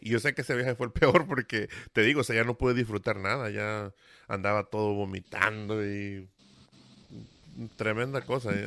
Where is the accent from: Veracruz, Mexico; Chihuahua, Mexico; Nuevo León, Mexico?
Veracruz, Mexico; yo soy de la del Golfo de México, ¿no? De Veracruz